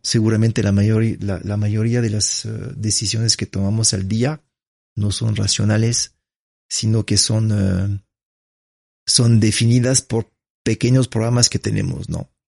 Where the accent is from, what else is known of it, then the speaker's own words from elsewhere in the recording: France; Spanish is a second language; moved away as an adult; now in Ecuador; nací en Francia